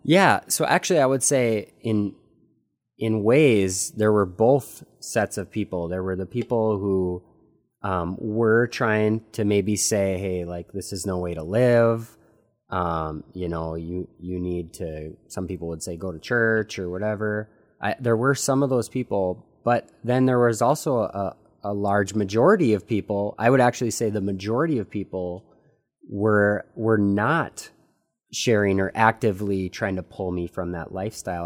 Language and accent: English; United States; At twenty-two years old, growing up in the United States